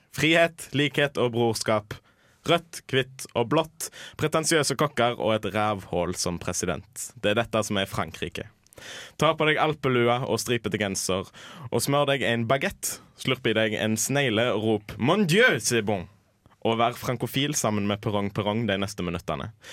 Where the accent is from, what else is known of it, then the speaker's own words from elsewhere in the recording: Haugesund, Rogaland, Norway; Jeg kommer fra Haugesund